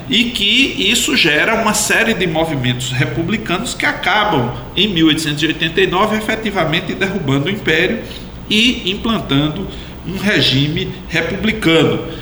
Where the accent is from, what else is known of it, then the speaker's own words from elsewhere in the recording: Paraíba, Brazil; nós paraibanos